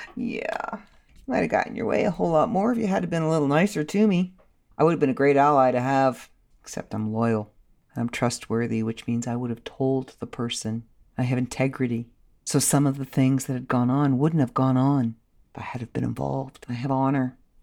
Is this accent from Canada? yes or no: yes; Canada